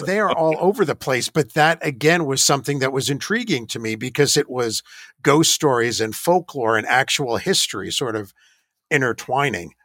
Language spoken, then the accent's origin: English; New York, United States; moved away as an adult; also born or lived in Georgia / Ohio; I grew up in New York next to what I thought was the Crybaby Bridge